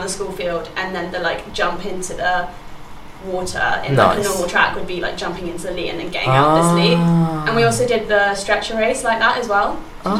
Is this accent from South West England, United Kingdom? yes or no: yes; Devon, South West England, United Kingdom; Okay, so I am born and bred Devon. I was born in Devon, raised in Devon. My father's from Devon, my grandfather's from Devon.